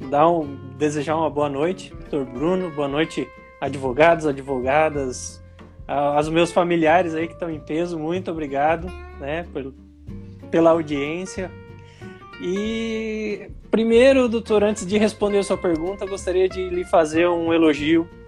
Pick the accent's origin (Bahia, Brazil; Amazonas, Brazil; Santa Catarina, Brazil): Amazonas, Brazil; Manaus; Sim, eu sou natural de Manaus, Amazonas, e porém o meu pai é catarinense, a minha mãe é paranaense.